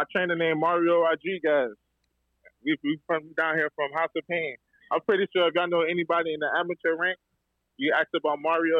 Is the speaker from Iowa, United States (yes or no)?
no; Miami, Florida, United States; I ain't from Broward, but I'm from Miami